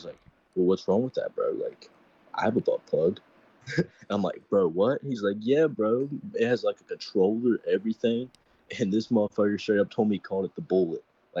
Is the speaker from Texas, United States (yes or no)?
no; West Virginia, United States; West Virginia.